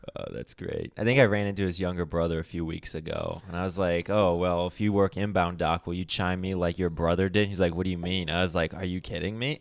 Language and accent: English; Akron, Ohio, United States; moved away; I'm from Akron, so it's like the I guess, opposite side of Ohio